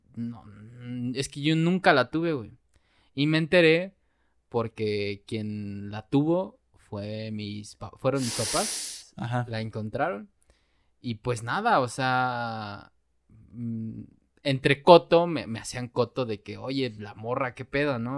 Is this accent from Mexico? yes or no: yes; Mexico; como buenos mexicanos